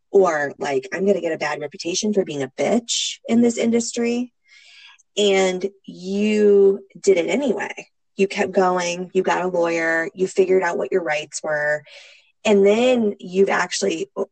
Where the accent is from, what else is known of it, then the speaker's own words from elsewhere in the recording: Midwest, United States; moved away as an adult; now in Los Angeles, United States; growing up in the Midwest